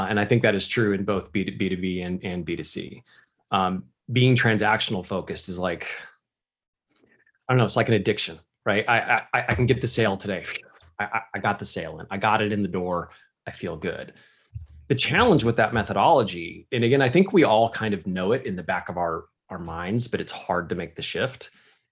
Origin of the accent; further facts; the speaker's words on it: United States; I am an American